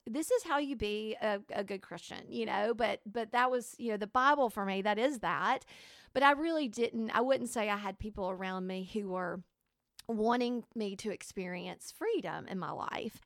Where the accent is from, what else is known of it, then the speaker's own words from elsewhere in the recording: Alabama, United States; I was raised in Alabama